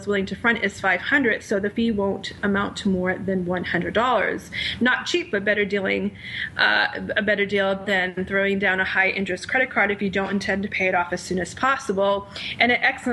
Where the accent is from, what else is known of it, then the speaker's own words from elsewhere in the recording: Rhode Island, United States; Rhode Island, my home state